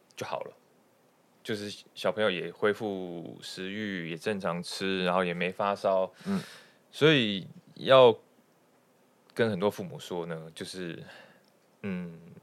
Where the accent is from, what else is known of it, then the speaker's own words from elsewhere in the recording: Tamsui, New Taipei, Taiwan; 回我们老家嗯。去淡水住